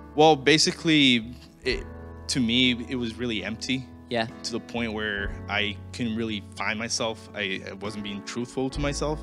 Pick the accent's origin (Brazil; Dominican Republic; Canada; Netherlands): Brazil; moved away; I'm originally from Brazil.